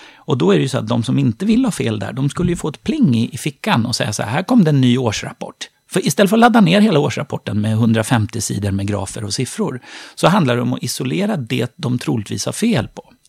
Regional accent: Sweden; vi svenskar

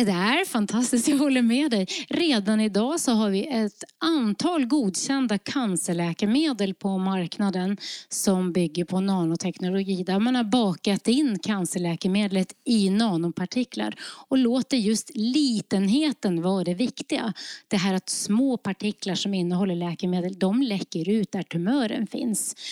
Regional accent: Lofoten, Nordland, Norway; now in Sweden; jag kommer från Lofoten i Nordnorge

